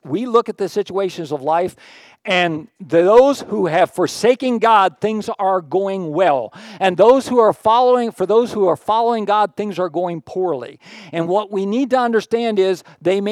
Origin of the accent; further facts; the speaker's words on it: Pittsburgh, Pennsylvania, United States; moved away; Pittsburgh, where I grew up